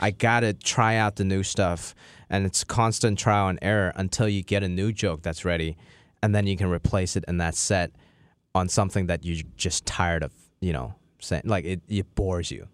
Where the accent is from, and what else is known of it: Hong Kong; moved away